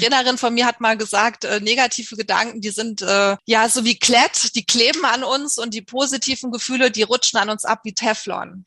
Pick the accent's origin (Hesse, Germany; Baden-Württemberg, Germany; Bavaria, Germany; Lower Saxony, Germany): Bavaria, Germany; Munich; Ich komme aus München